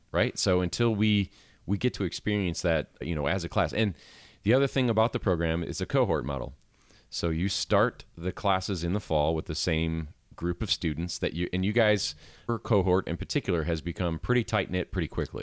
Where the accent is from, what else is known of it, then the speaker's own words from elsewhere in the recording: Midwest, United States; now in Asheville, United States; me growing up in the Midwest